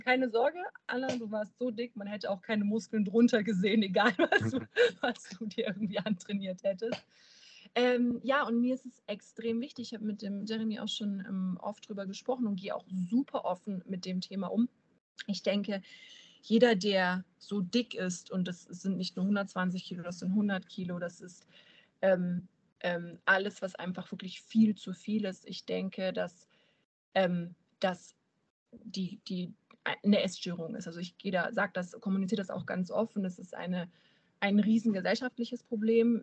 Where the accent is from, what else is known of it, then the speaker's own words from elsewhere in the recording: near Munich, Bavaria, Germany; now in Euskirchen, Germany; gebürtig komme ich aus dem Süden von Deutschland.